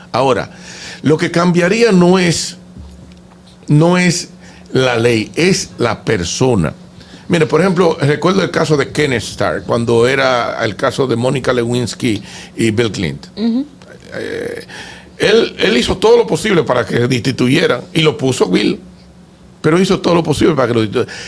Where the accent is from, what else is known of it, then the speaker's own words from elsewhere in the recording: San Pedro de Macorís, Dominican Republic; yo que soy de San Pedro de Macorís